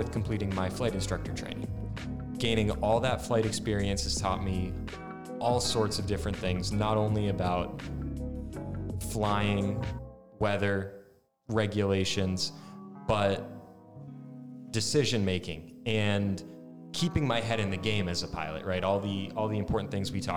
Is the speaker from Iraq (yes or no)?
no; Connecticut, United States; moved away as an adult; now in Florida, United States; born and raised in Connecticut, I came down to Florida Tech